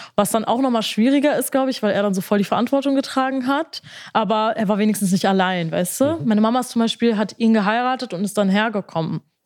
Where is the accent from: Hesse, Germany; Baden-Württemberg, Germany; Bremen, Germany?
Bremen, Germany